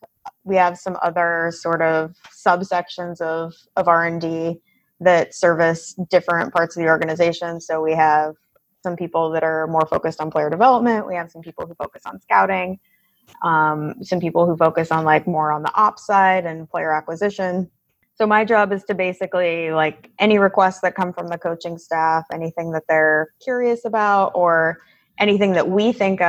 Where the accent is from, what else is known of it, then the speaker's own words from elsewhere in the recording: Pacific Northwest, United States; Prior to that, I grew up in the Pacific Northwest, kind of all over out there.